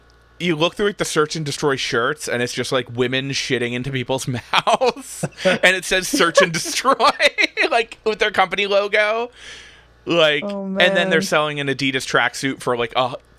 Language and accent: English; Hamilton, New Jersey, United States; I grew up in Hamilton, right outside of like Princeton, Trenton.